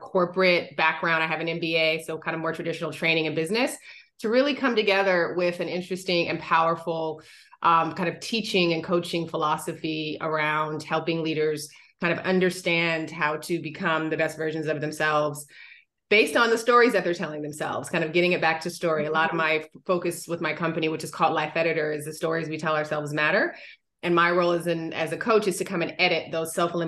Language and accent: English; Seattle, Washington, United States; I am originally from the Pacific Northwest, little Black girl from Seattle, who loved kind of getting lost in books when it rained